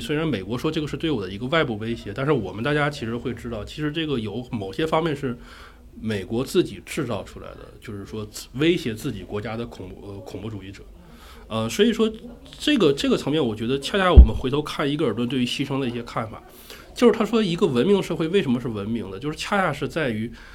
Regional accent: Northeast China, China; moved away; 我本身是一个东北人，东北的那个暖气已经很厉害了

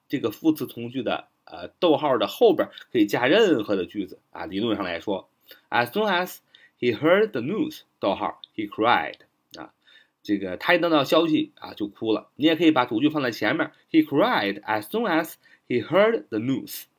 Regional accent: China; 我们中国人

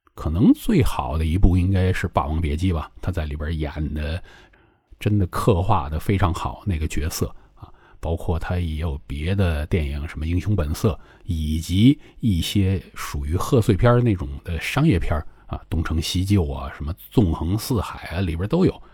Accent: northern China, China; moved away as an adult; now in Guangdong, China; 那个时候作为一个北方人啊

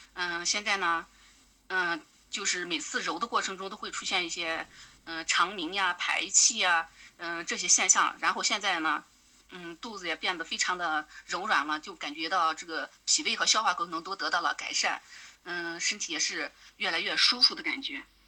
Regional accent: Aksu, Xinjiang, China; 我来自遥远而美丽的新疆阿克苏

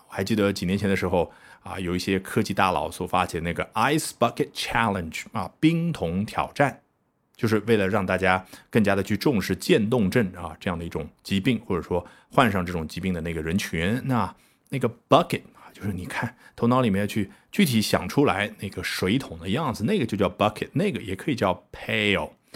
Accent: China; 我们中国人

